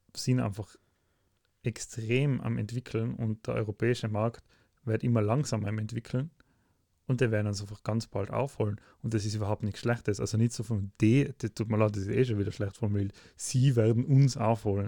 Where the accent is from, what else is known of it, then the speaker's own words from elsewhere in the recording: Austria; bei uns in Österreich